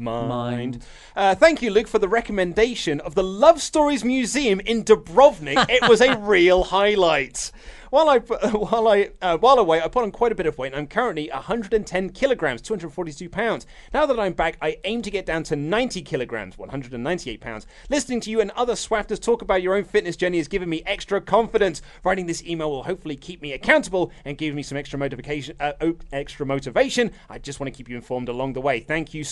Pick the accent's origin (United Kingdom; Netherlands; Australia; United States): Australia; I'm from Australia, mate.